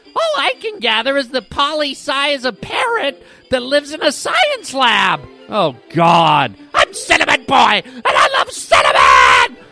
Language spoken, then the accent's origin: English; Toronto, Ontario, Canada; now in United States; I was born and raised in Canada